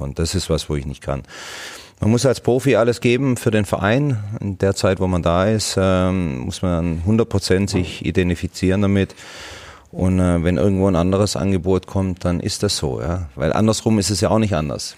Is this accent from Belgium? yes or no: no; Swabia, Germany; Was bin ich Schwabe